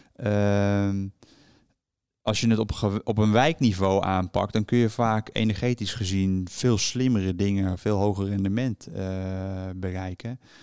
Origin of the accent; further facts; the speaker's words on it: Haarlem, North Holland, Netherlands; also born or lived in Enschede / The Hague; now in Delft, Netherlands; ik ben zelf eh, geboren in Haarlem, heb een tijdje in Enschede gewoond en woon nu overigens in Delft